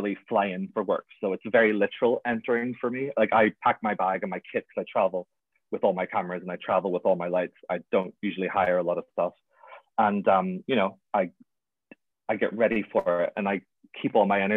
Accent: Belfast, Northern Ireland, United Kingdom; I'm from Belfast, so I'm very not anti-religion

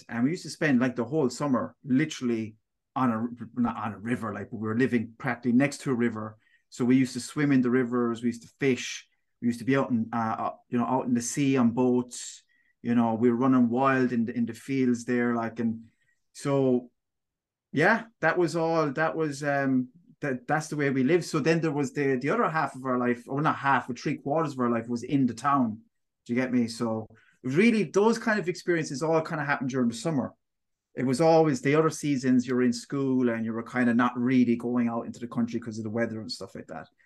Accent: Tralee, Munster, Ireland; moved away; also born or lived in Dublin; I grew up in Tralee town

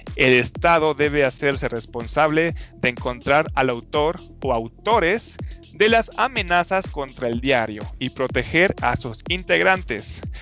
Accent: Michoacán, Mexico; moved away; yo soy de Michoacán

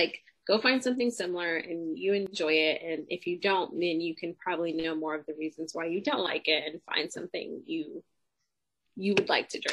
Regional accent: Los Angeles, California, United States; I grew up in Los Angeles

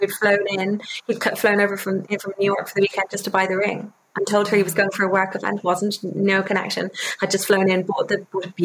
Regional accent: Ireland; also born or lived in London, United Kingdom; My dad is English, so I grew up half in London, half in the UK in London and half in Ireland

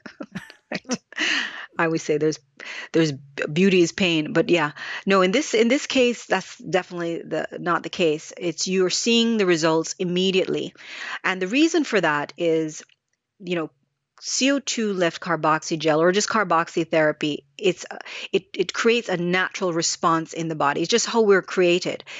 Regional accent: Jamaica; moved away; growing up in Jamaica

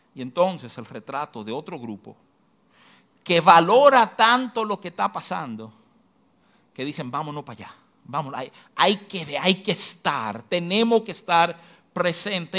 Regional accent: Dominican Republic; como dominicano

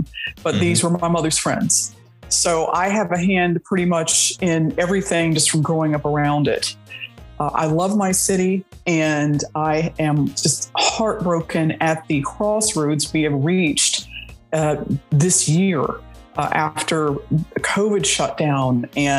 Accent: Atlanta, Georgia, United States; So I'm also a native of Buckhead. I grew up in Buckhead and in Southwest Atlanta in the West End.

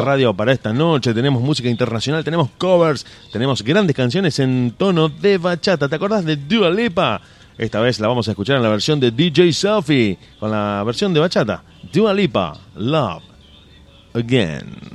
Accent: Rosario, Santa Fe, Argentina; somos de Rosario

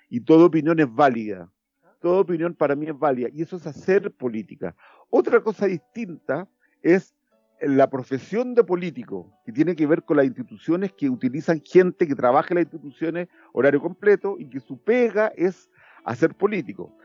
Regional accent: Chile; now in France; Francia es un país maravilloso, es mi segunda patria, pero Chile siempre uno lo lleva en el corazón y allá yo soy un representante de Chile en Europa

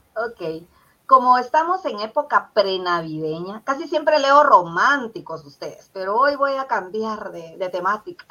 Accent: Puerto San José, Escuintla, Guatemala; also born or lived in Zacapa, Guatemala; yo viví ahí 15 años porque mi papá fue maestro y ahí le salió su, trabajo, ¿verdad? Su plaza. Entonces, eh, yo me siento como parte del puerto San José también, aunque nací en Zacapa

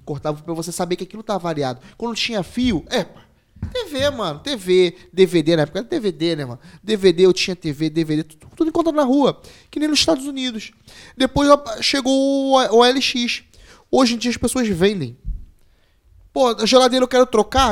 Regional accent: Rio de Janeiro, Brazil; now in Portugal; eu que vim do Rio de Janeiro

